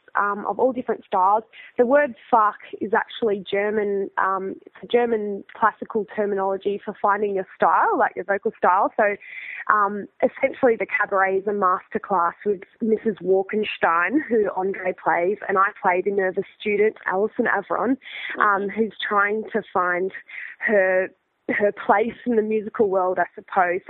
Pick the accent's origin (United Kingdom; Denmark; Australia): Australia; Mount Gambier, South Australia; we grew up in Mount Gambier, which is in South Australia, about 5 hours away from Adelaide